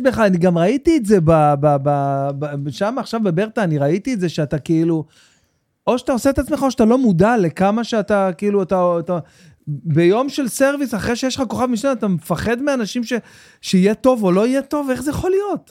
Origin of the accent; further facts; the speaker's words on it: Jerusalem, Jerusalem District, Israel; גדלתי בנורית, ממש בנורית, בעיר גנים, בפנים